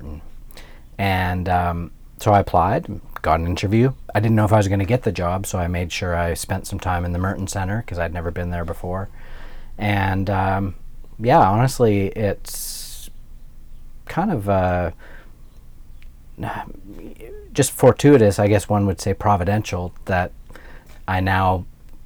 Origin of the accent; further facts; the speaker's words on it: Alberta, Canada; moved away as an adult; also born or lived in Ontario; now in Louisville, United States; I'm Canadian, I'm from Alberta